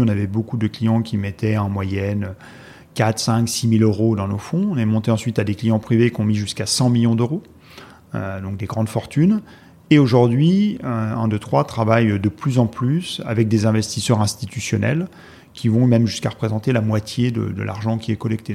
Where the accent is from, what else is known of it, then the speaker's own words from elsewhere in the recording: Haute-Savoie, Auvergne-Rhône-Alpes, France; moved away as an adult; also born or lived in Strasbourg; now in Paris, France; Je suis originaire de Haute-Savoie.